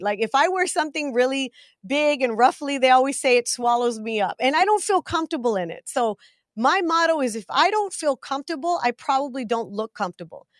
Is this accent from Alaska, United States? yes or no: no; Big Spring, Texas, United States; I was born in a little town called Big Spring, Texas